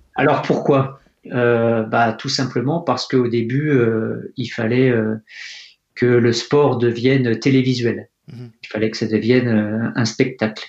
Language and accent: French; Fontainebleau, Île-de-France, France; je suis né à Fontainebleau en Seine-et-Marne. Mhm. J'ai eu la chance de grandir euh, à côté euh, de la forêt de Poligny